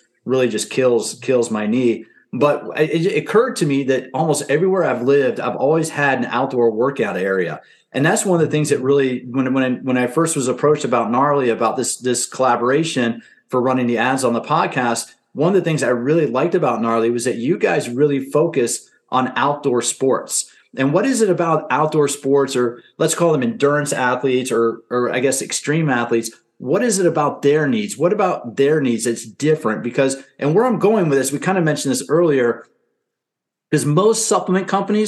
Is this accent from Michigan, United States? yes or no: no; Silver Spring, Maryland, United States; I'm from the DC area as well. I grew up in Silver Spring